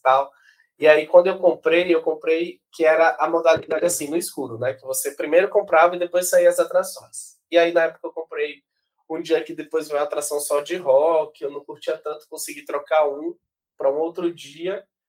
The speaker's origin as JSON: {"language": "Portuguese", "town": "Salvador", "region": "Bahia", "country": "Brazil", "also_born_or_lived": "Rio de Janeiro", "said": "eu saí de Salvador"}